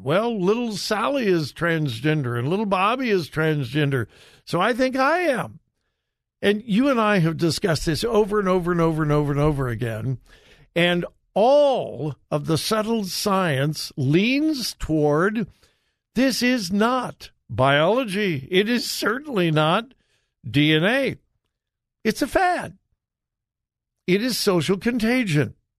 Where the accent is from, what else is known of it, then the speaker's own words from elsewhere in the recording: California, United States; now in Ohio, United States; my home state of California